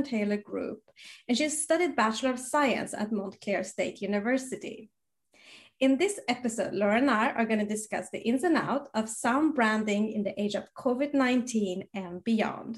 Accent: Sweden; growing up in Sweden

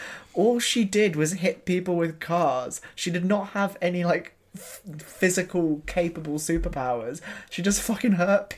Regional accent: London, United Kingdom; I was also born in South London.

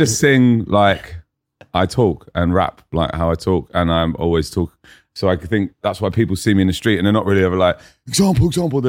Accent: Fulham, London, United Kingdom; now in Brisbane, Australia; I'm an up-and-coming rapper from Fulham in London. I now live in Brisbane, and my accent goes slightly Australian when I'm there.

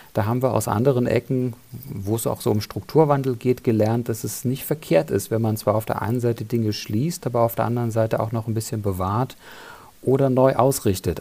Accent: Germany; bei uns in Deutschland

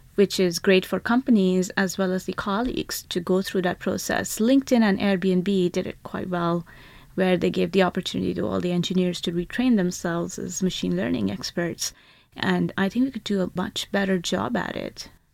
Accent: India; I grew up in India, and the school I went to had eighty students to one teacher

